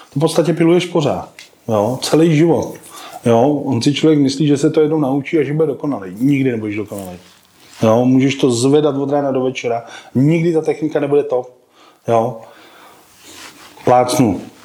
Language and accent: Czech; Czechia; u nás v Čechách